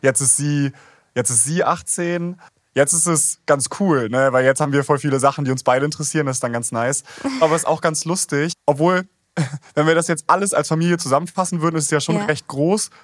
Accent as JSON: {"language": "German", "region": "Schleswig-Holstein", "country": "Germany", "tie": "born or raised there", "said": "ich bin in Schleswig-Holstein aufgewachsen"}